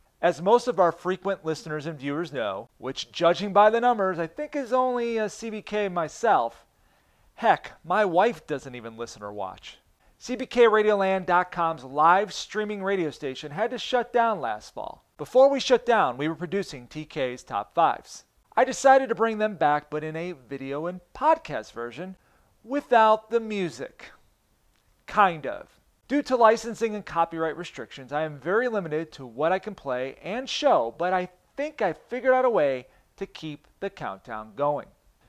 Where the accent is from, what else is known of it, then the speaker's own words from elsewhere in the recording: Buffalo, New York, United States; That ain't me. I'm from Buffalo.